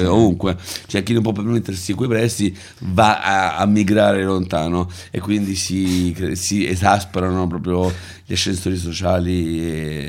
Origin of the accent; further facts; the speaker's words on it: Rome, Lazio, Italy; io sono nato e cresciuto a Prati